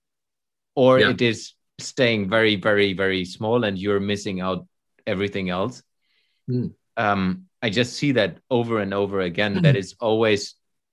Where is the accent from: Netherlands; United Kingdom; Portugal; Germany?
Germany; moved away as an adult; I moved back to Germany last summer when we lived abroad for the last 6-7 years. And I'm now literally in my hometown again, meeting all my buddies from school time